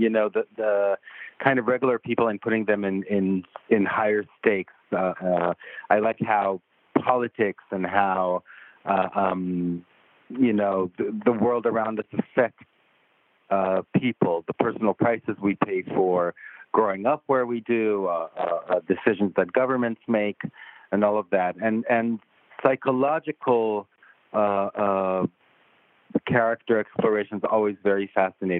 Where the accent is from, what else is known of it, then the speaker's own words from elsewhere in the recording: Israel; moved away as an adult; also born or lived in Tel Aviv; I'm from Israel originally